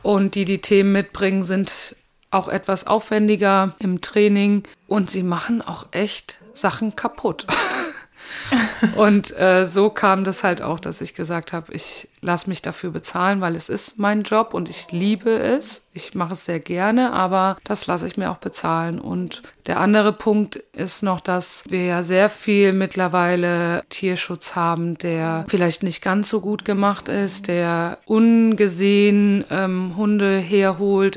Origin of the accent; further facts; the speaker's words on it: Haiger, Hesse, Germany; weil das Büro damals noch in Haiger war und das ist ja mein Ort, wo ich herkomme